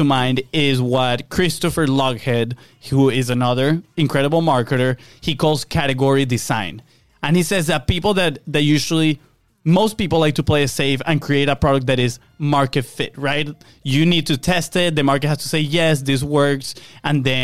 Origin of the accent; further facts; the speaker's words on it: Venezuela; moved away; we are from Venezuela. We grew up in Venezuela. Our family is still in Venezuela